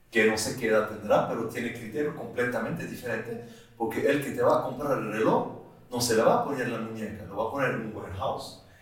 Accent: La Chaux-de-Fonds, Neuchâtel, Switzerland; Es la ciudad donde yo nací, la Chaux-de-Fonds

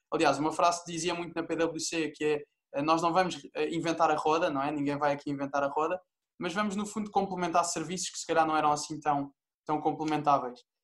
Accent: Portugal; eu sou português

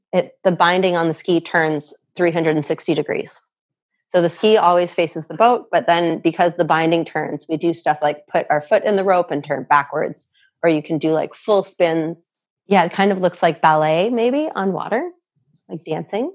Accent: Canada; also born or lived in Muskoka, Canada; I have a Canadian passport because I'm I'm a Canadian.

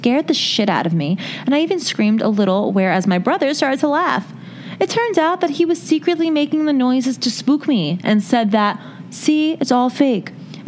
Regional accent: New Delhi, Delhi, India; English is a second language; I'm from New Delhi, India, where their random long power outages are very common in summers.

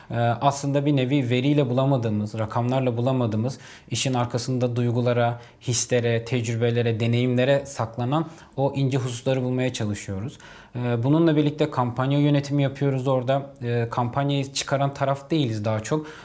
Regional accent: Hatay, Turkey; ben e, memleketimden ötürü Hataylıyım

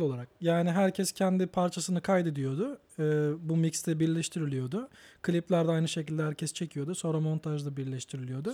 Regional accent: Batman, Batman Province, Turkey; also born or lived in Kütahya / Ankara; now in Istanbul, Turkey; ben doğduğumda merkezde doğdum. Batman Batman merkezde doğdum.

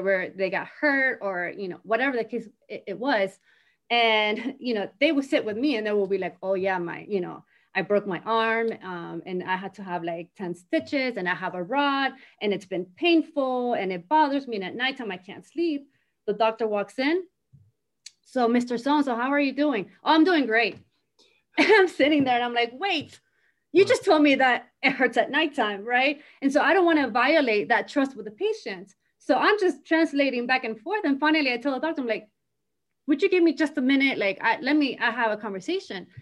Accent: Miami, Florida, United States; moved away as an adult; also born or lived in Argentina; now in North Carolina, United States; I grew up in Miami

